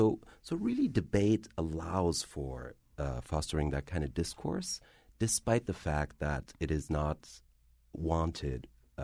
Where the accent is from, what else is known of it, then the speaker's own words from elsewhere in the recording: Frankfurt, Hesse, Germany; Well, I am of Algerian descent. I'm very much bicultural. I was born and raised in Frankfurt, so I am Arab. I am German.